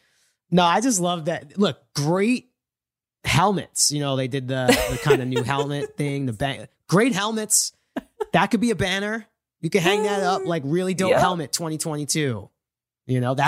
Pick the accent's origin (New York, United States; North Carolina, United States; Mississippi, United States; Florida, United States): New York, United States; I have a lot of Jet fans in my life growing up in New York.